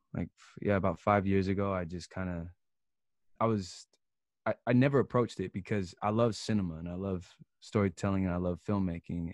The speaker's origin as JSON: {"language": "English", "town": "Seattle", "region": "Washington", "country": "United States", "also_born_or_lived": "Philadelphia", "moved": "as an adult", "lives_now": "Los Angeles, United States", "said": "so I'm from Seattle, and I went to Philadelphia to Temple University to study film."}